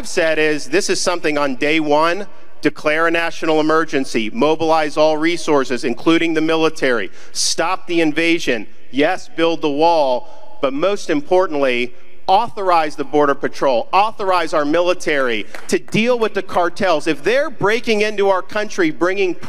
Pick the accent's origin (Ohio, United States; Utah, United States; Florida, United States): Florida, United States; I was born and raised in Florida